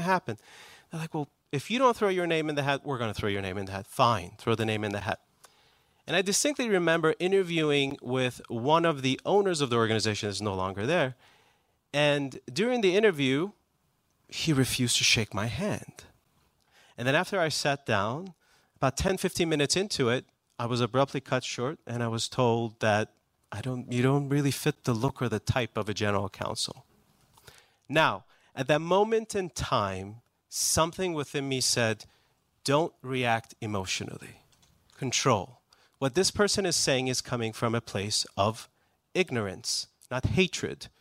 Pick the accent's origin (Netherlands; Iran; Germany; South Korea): Iran; English is a second language; also born or lived in Houston, Texas / Maryland; now in United States; I was actually born in Texas. Both of my parents were students. Uh, they were from Iran, so I am Persian.